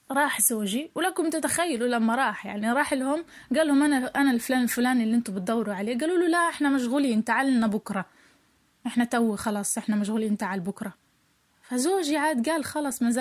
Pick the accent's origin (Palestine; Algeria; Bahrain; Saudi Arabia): Palestine; now in Belgium; إحنا عائلة فلسطينية تعرضنا لظلم كبير من قبل الحكومة البلجيكية